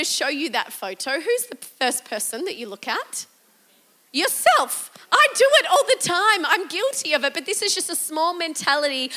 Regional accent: Australia; as an Australian

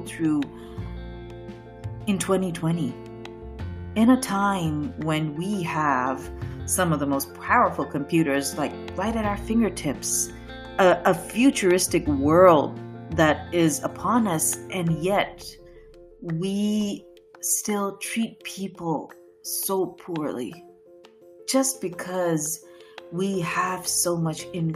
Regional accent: Pakistan; now in United States; I'm a Pakistani, I'm Muslim

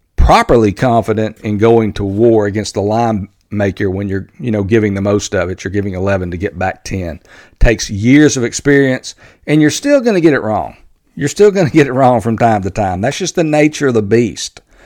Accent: Texas, United States; my home state of Texas

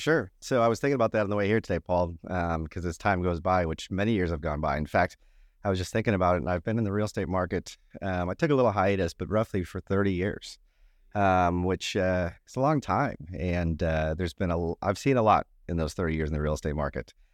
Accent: Minnesota, United States; moved away; born and raised in Minnesota

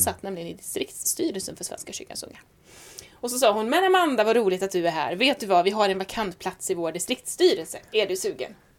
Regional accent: Säffle, Värmland, Sweden; accent: Värmland dialect; also born or lived in Stockholm; now in Skara, Sweden; Född i Stockholm, uppvuxen värmlänning, bodde tio år i Säffle men är Skara-stiftare till själ och hjärta

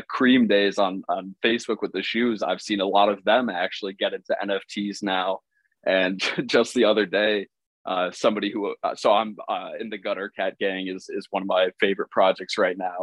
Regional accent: Chicago, Illinois, United States; I was being from Chicago

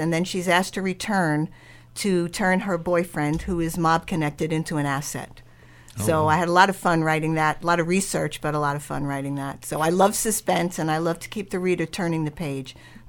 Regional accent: New York City, New York, United States; moved away; also born or lived in Pennsylvania; I'm a Brooklyn transplant, and originally I came from Brooklyn to Pennsylvania.

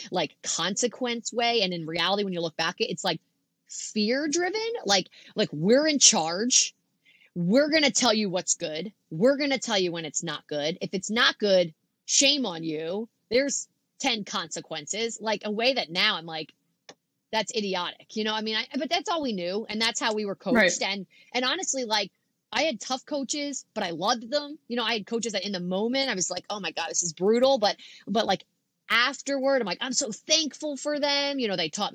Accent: Philadelphia, Pennsylvania, United States; I'm like from Philadelphia

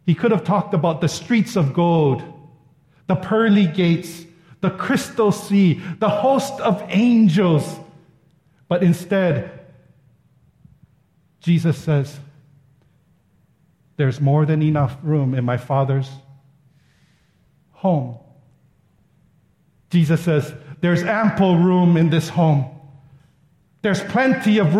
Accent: Ewa Beach, Hawaii, United States; I'm just a local boy that lives in the Eva Beach

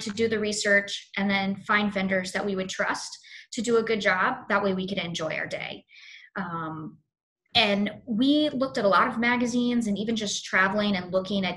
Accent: Fort Mill, South Carolina, United States; also born or lived in Charlotte, North Carolina / Florida; now in New York, United States; I'm originally from Charlotte, but I lived mostly in Fort Mill, South Carolina.

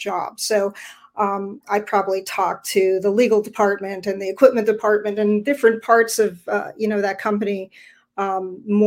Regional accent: Ontario, Canada; also born or lived in Florida; now in Vancouver, Canada; I'm originally from Ontario

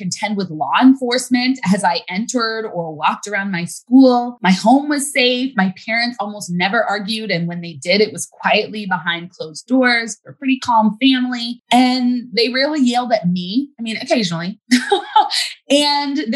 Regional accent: United States; as a Black girl growing up in America

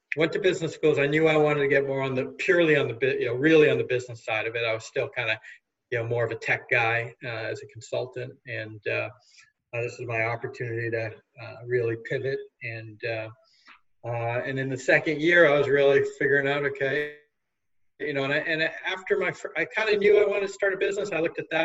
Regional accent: Newton, Massachusetts, United States; I grew up in Newton, Massachusetts, about 8 miles west of Boston

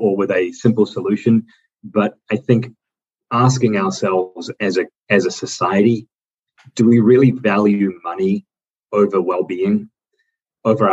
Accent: New Zealand; moved away as an adult; now in United States; I grew up in the New Zealand system until I came to the U.S. in my 20s

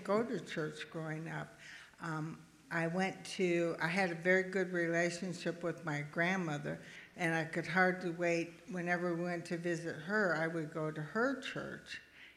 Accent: Milwaukee, Wisconsin, United States; now in Tampa, United States; I grew up in Milwaukee in a very modest home and family. My father was a police officer and my mother was a banker, and it was the 50s and 60s.

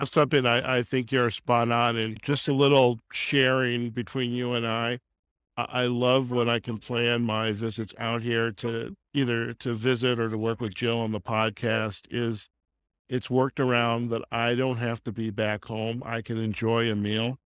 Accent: Chicago, Illinois, United States; moved away as an adult; also born or lived in Nevada; now in Boulder City, United States; I'm actually from Chicago myself. I moved to Nevada from Chicago

